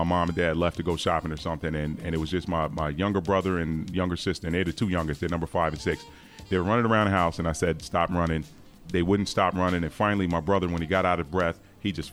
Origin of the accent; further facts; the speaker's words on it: Long Island, New York, United States; I'm originally from Long Island, New York, 70s kid.